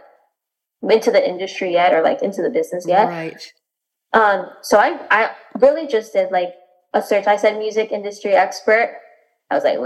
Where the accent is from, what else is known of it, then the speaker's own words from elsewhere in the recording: Miami, Florida, United States; also born or lived in Washington, D.C.; I was born and raised in Miami, Florida as well